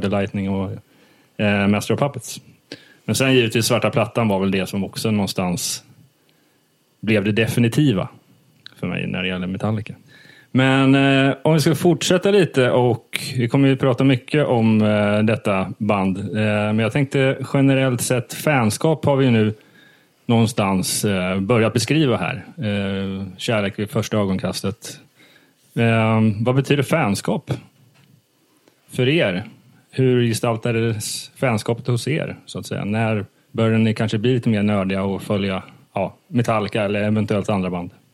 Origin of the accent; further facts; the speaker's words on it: Småland, Sweden; now in Stockholm, Sweden; jag kommer från Småland